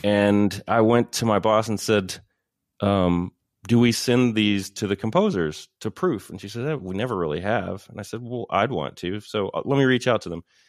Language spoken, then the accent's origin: English; Paris, Texas, United States; moved away as an adult; I grew up in Paris, Texas